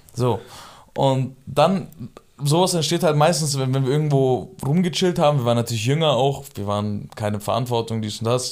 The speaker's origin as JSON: {"language": "German", "country": "Germany", "tie": "born or raised there", "also_born_or_lived": "Iran (family origin)", "said": "hier bin ich halt zwischen Kurden und Türken aufgewachsen"}